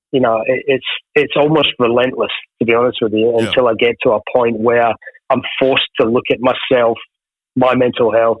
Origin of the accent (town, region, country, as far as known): Ayr, Scotland, United Kingdom; born or raised there; also born or lived in Glasgow